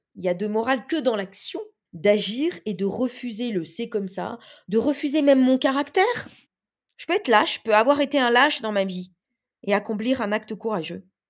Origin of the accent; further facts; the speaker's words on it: Bourgogne-Franche-Comté, France; je suis née dans les terres. Je suis née en Franche-Comté.